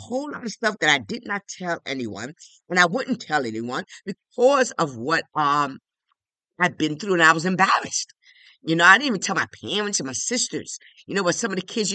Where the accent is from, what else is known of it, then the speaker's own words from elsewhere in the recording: New York City, New York, United States; I'm one of 12, and I grew up in the South Bronx in the hood. Yes, right on Washington Avenue